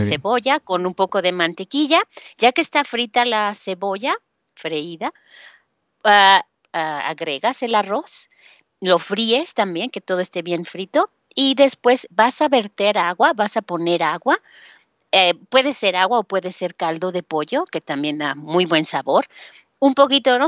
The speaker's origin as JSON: {"language": "Spanish", "region": "Mexico City", "country": "Mexico", "said": "de la Ciudad de México"}